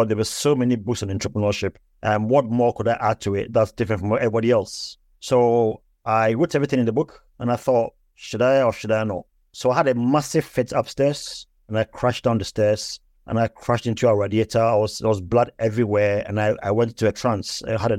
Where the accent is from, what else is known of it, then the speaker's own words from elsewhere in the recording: Ghana; moved away as an adult; also born or lived in England; now in United Kingdom; I was born in the UK. I was born in England. And then my parents moved to Africa, to Ghana, when I was 5 years old. I then got all my education in Ghana